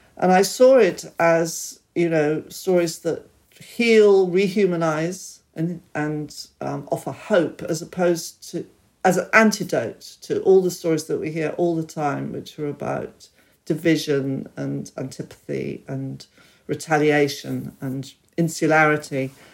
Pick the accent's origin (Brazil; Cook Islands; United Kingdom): United Kingdom; I was born here and I'm very British